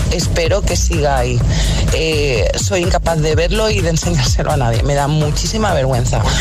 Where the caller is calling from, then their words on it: Zaragoza, Aragon, Spain; Buenos días, agitadores.